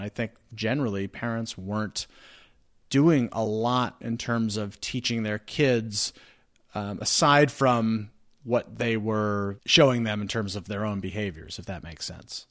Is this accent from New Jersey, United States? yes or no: yes; New Jersey, United States; I'm from New Jersey